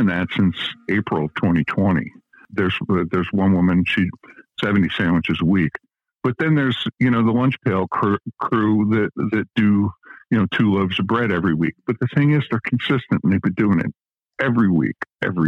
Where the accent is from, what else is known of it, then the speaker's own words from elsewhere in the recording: Delaware County, Pennsylvania, United States; I grew up in Delaware County. I know that area pretty well